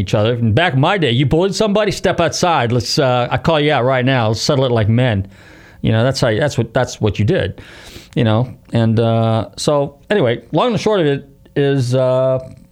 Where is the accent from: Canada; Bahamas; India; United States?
United States; San Rafael, California; now in Florida, United States; I'm from Marin County